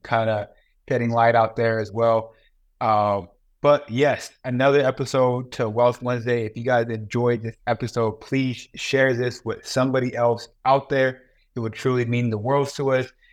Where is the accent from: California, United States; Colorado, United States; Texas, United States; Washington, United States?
California, United States; I grew up in California.